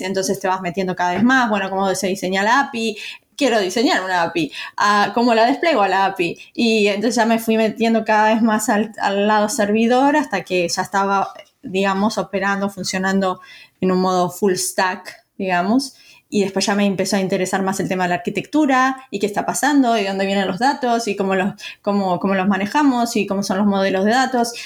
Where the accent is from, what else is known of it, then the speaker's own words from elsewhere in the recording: Uruguay; moved away; yo nací en Uruguay